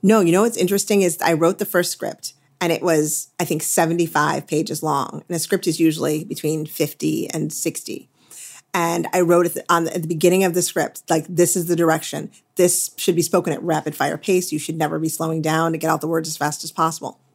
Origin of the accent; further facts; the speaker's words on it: Midwest, United States; moved away as an adult; also born or lived in New England / Los Angeles; now in Westport, United States; I'm a Midwesterner at heart